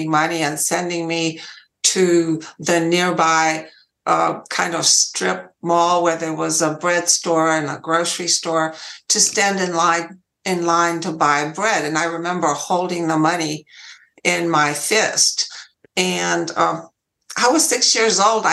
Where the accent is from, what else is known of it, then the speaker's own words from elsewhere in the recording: Romania; English is a second language; moved away as an adult; now in United States; I was born in Romania, and I lived there for 20 years